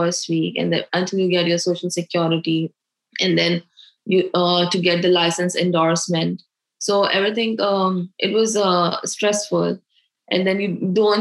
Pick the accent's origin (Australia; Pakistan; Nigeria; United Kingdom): Pakistan; moved away as an adult; now in United States; I am from Pakistan